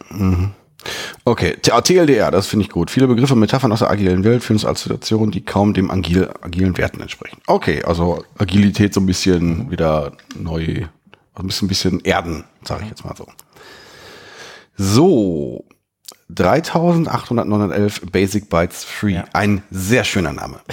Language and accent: German; Germany; als Deutscher